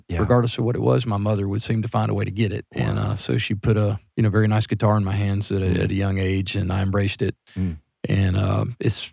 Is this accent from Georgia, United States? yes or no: yes; Stone Mountain, Georgia, United States; also born or lived in White County, Georgia; I grew up in Stone Mountain, Georgia.